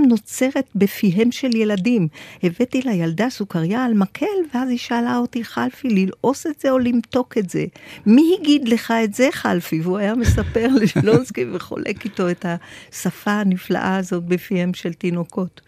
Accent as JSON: {"language": "Hebrew", "town": "Tel Aviv", "region": "Tel Aviv District", "country": "Israel", "tie": "born or raised there", "said": "גדלתי בתל אביב, פלורנטין"}